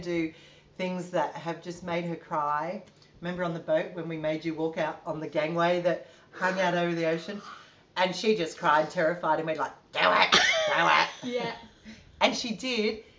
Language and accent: English; Gunnedah, New South Wales, Australia; I'm originally from Gunnedah in country New South Wales, which is a little country town